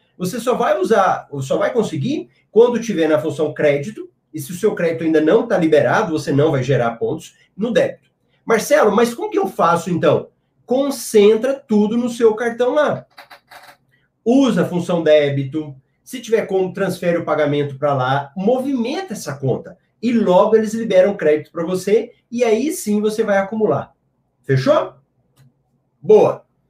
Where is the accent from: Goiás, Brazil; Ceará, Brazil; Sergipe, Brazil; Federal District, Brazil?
Goiás, Brazil; Goiânia; sou aqui de Goiânia